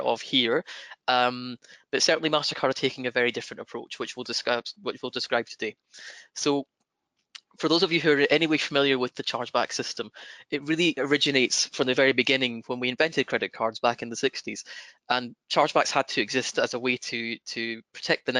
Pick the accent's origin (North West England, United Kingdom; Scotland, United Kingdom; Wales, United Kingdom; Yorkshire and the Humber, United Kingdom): Scotland, United Kingdom; accent: broad Scottish; my broad Scottish accent